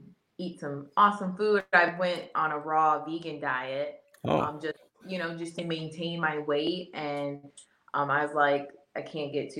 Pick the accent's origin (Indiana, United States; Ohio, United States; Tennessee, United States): Ohio, United States; I'm from Ohio